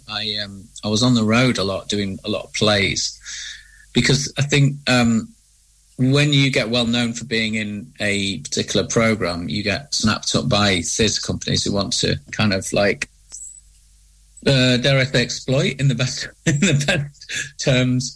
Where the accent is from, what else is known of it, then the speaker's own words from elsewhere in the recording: Manchester, North West England, United Kingdom; being a Mancunian